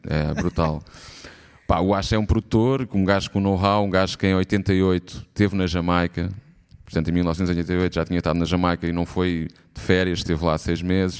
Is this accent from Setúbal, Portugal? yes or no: no; Lisbon, Portugal; na minha terra, em Alvalade, toda a gente me chamava …